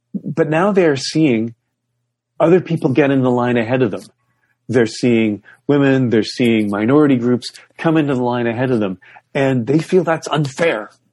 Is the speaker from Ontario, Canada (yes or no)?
yes; Toronto and Ottawa, Ontario, Canada; moved away; Toronto and Ottawa, those are my hometown. That's, that's, that's where I grew up.